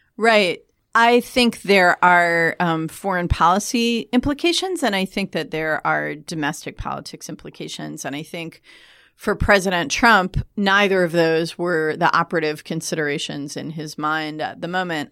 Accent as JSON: {"language": "English", "country": "United States", "said": "as an American"}